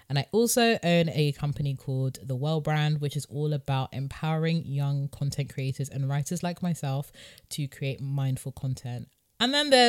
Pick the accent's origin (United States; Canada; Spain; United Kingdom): United Kingdom; London; so I was born and raised in North London. Um, went to a state school in North London with Courtney actually